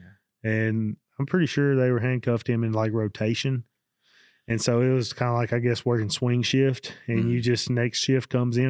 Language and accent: English; Munford, Tennessee, United States; I'm from Mumford